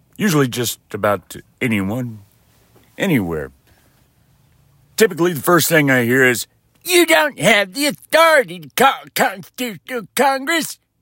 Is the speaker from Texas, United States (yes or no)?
yes; West Texas, United States; I'm from West Texas